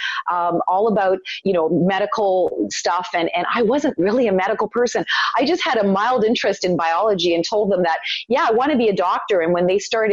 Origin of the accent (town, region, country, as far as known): Toronto, Ontario, Canada; born or raised there; also born or lived in Italy